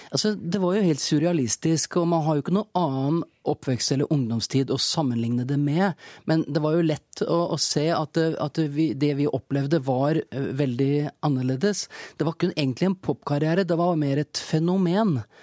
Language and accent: Norwegian; Larvik, Vestfold, Norway; vi kom fra Norge, et lite land, og at vi kom fra en liten by, Larvik, og på en måte var, var beskytta og kunne være oss selv når vi var hjemme.